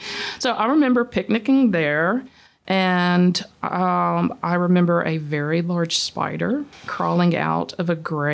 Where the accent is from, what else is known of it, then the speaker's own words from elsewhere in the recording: Mississippi, United States; now in Alabama, United States; I'm not from here either. I'm from Mississippi.